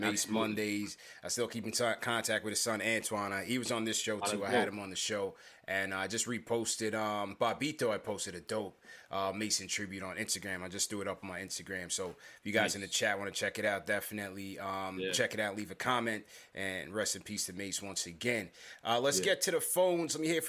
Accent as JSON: {"language": "English", "country": "Jamaica", "said": "being Jamaican, obviously, Ewan, that's a cult figure in the community."}